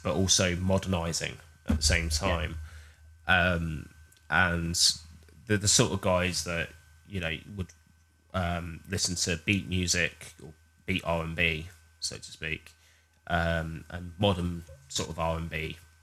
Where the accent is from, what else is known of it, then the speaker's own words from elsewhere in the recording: Hastings, South East England, United Kingdom; my hometown of Hastings